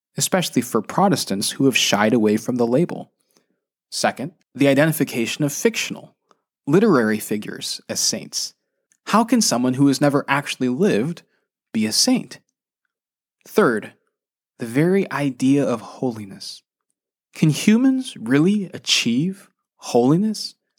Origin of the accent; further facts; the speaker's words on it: United States; being Asian American